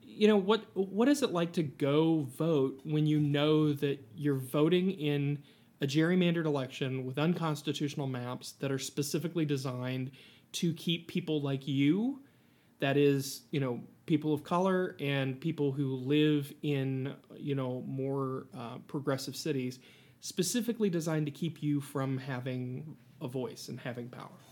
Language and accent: English; Appalachia, Ohio, United States; I'm an Appalachian